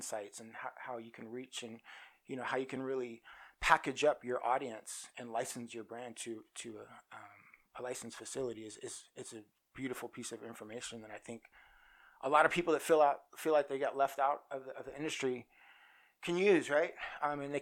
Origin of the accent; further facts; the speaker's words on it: Oklahoma City, Oklahoma, United States; moved away as an adult; now in Las Vegas, United States; I'm from Oklahoma City, and I moved to Vegas